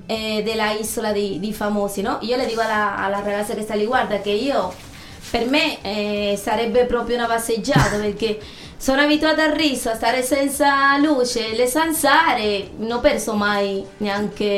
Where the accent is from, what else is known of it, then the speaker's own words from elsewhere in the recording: Cuba; Italian is a second language; now in Ascoli Piceno, Italy; Io sono cubana